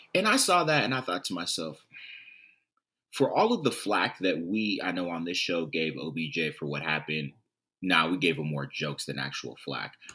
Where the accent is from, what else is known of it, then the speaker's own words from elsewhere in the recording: Southern California, United States; I'm from Southern California